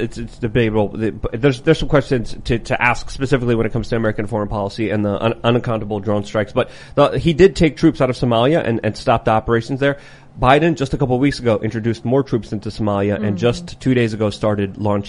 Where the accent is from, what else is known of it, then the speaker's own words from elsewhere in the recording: Poland; now in United States; I was born in Poland. I can't even be a president.